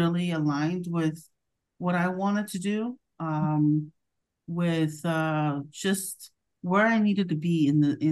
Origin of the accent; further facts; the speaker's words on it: Orange County, California, United States; I am a first-gen Latina and born and raised in Orange County